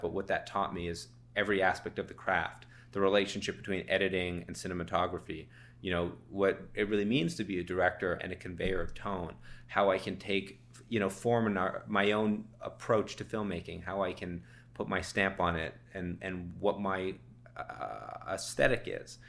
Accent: Toronto, Ontario, Canada; also born or lived in Savannah, Georgia; I'm from Toronto

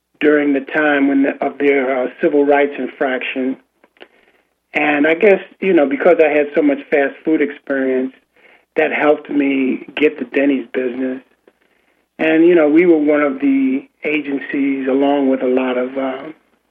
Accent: New York, United States; I grew up in Harlem

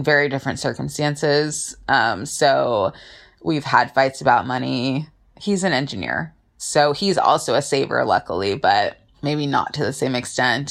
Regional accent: Southern California, United States; I'm from Southern California and I am an attorney.

